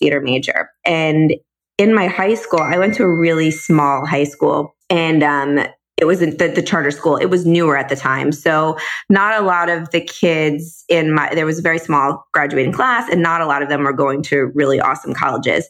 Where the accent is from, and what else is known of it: Coral Springs, Florida, United States; born or raised there; also born or lived in Chicago, Illinois